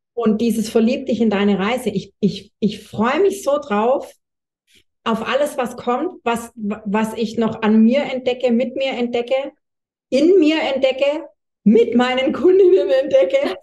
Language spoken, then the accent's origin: German; Swabia, Baden-Württemberg, Germany; accent: Swabian; ja ich bin Schwabe, hört man wahrscheinlich